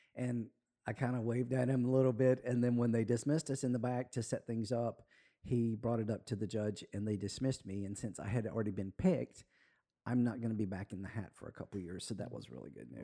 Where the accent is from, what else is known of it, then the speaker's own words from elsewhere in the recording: Spanish Fort, Alabama, United States; now in Florida, United States; I'm from Alabama